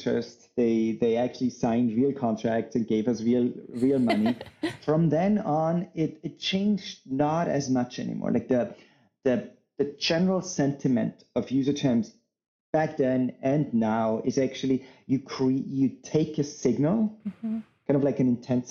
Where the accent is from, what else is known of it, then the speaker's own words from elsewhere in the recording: Salzburg, Austria; moved away as an adult; now in United States; I'm originally from Austria, in Salzburg